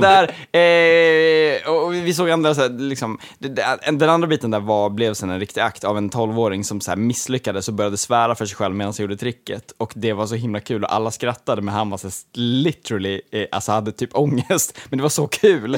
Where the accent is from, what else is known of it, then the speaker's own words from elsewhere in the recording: Gotland, Sweden; som gotlänning